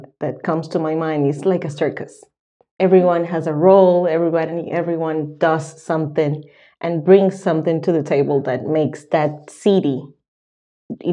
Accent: Dominican Republic; moved away as an adult; now in Sweden; I'm from the Dominican Republic.

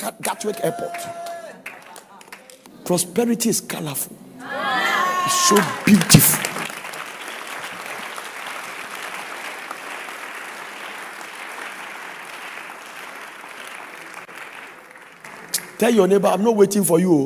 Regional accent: Ghana; moved away as an adult; now in United States; I am from the beautiful sunny country of Ghana where God lives

